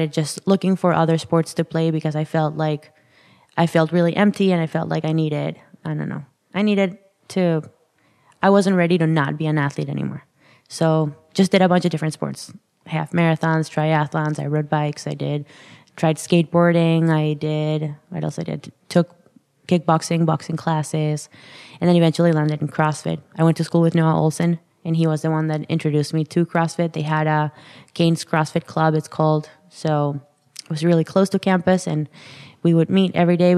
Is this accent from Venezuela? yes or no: yes; Caracas, Capital District, Venezuela; I was born and raised in Caracas, Venezuela.